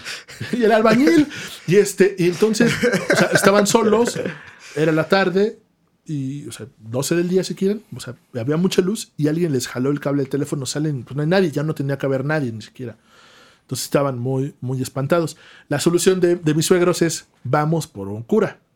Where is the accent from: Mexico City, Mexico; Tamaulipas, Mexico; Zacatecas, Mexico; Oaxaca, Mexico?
Oaxaca, Mexico; somos de Oaxaca